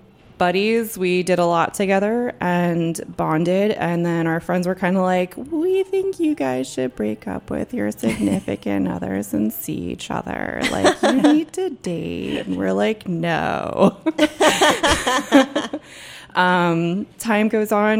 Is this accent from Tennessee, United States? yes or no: no; New Jersey, United States; moved away as an adult; now in Washington, D.C., United States; I grew up in New Jersey, about 40 minutes outside of New York City, and I spent, like, most of my young adult life down the shore.